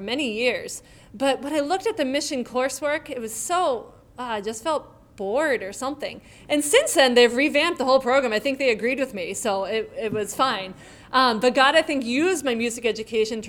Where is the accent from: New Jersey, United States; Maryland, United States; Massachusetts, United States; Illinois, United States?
Massachusetts, United States; Tewksbury; moved away as an adult; also born or lived in Brazil; now in Cariri, Brazil; I actually grew up in Tewksbury